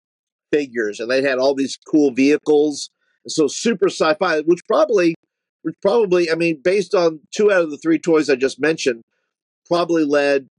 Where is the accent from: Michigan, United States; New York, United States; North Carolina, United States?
New York, United States; New York City; I grew up in Brooklyn, New York